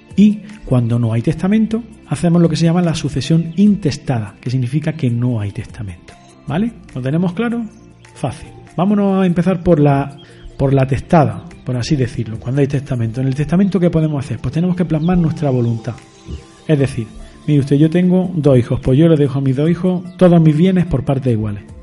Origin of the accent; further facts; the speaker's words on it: Spain; yo soy español